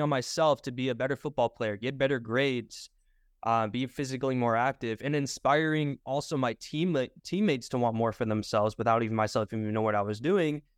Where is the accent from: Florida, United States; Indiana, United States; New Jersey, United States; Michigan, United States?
Michigan, United States; I'm originally from Michigan